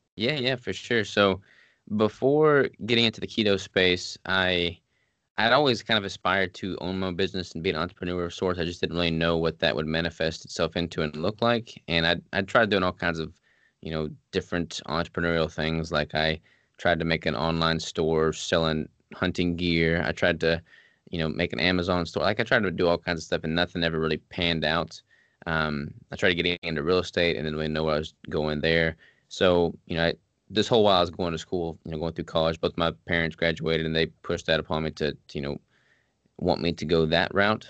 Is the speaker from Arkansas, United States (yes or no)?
yes; Arkansas, United States; moved away as an adult; also born or lived in Washington State; I'm from Arkansas